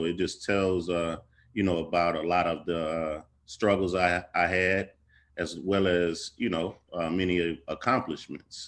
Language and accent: English; Oakland, California, United States; moved away; also born or lived in Kentucky; I'm originally from Oakland, California, and family moved from California to Kentucky